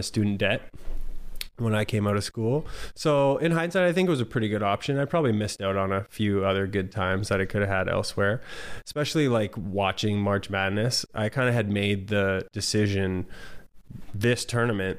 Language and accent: English; St. Catharines, Ontario, Canada; moved away as an adult; also born or lived in Welland, Ontario / Hawaii; I grew up in Ontario, St. Catharines in Welland, Ontario